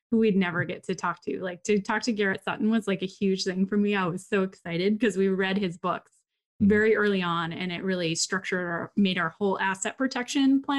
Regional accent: Papua New Guinea; I grew up in Papua New Guinea, and my dad was like, you know, the director of the hospital

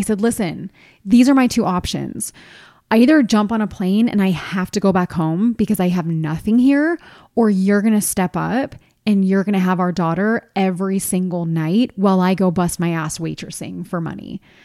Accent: East Coast, United States; moved away as an adult; I'm from the East Coast, and I had no family here.

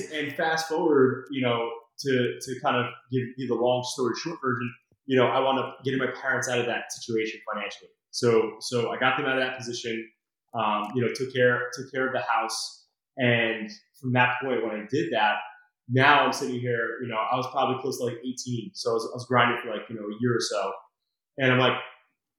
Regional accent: Brick, New Jersey, United States; I grew up in Brick down the shore here

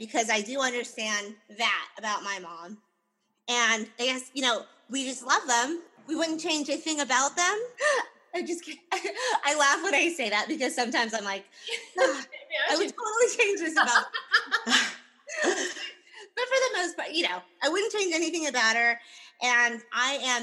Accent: United States; our childhoods and growing up in America

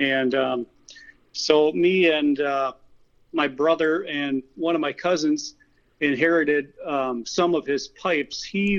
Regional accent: Spencer, Wisconsin, United States; I grew up in central Wisconsin, down in a little town called Spencer, pretty much right in the middle of the state. It's kind of mostly farm country.

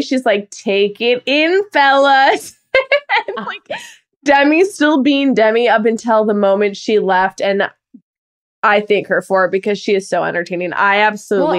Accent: Midwest, United States

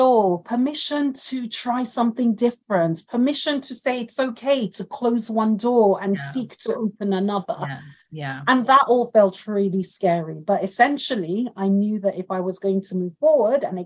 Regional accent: Nigeria; now in United Kingdom; I grew up in Nigeria with them

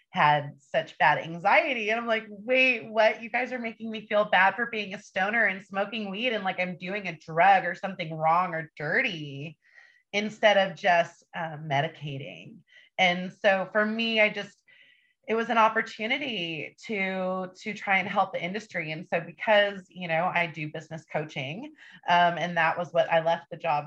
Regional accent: Northern California, United States; I'm from Northern California. I lived on the streets by myself and was in juvenile halls and group homes

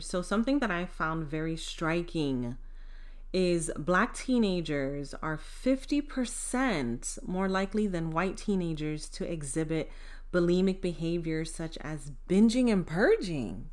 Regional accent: United States; growing up in the United States

